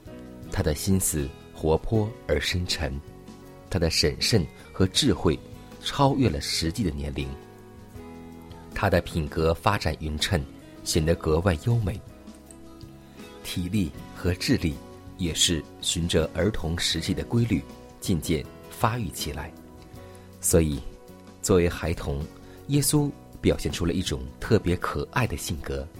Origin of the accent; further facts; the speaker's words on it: China; 可以说，我们中国人有一句俗话说得很好。